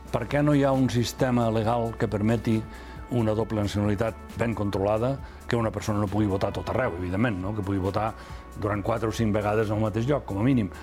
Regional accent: La Massana, Andorra; Els nascuts en una parròquia, com jo, que vaig néixer a la Massana

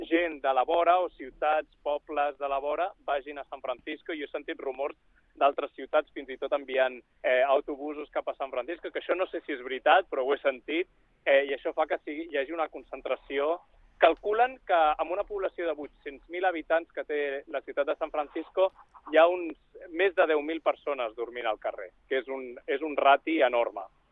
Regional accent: Barcelona, Catalonia, Spain; moved away as an adult; also born or lived in Switzerland / Silicon Valley, United States; sóc de Barcelona, molt jove vaig marxar a Suïssa

